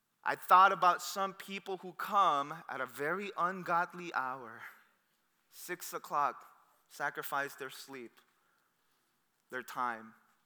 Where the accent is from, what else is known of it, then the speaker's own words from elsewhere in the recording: Torrance, California, United States; I'm from Torrance, and that's why I'm just like Cerritos.